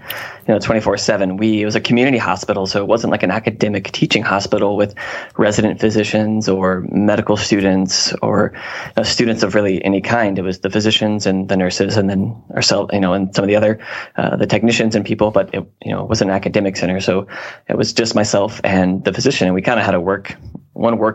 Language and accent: English; Newport News, Virginia, United States; moved away as an adult; also born or lived in Charlottesville, Virginia / Shenandoah Valley, Virginia; I'm from the Hampton Roads area of Virginia, so kind of the peninsula, you know, near the coast, and more specifically in Newport News, Virginia.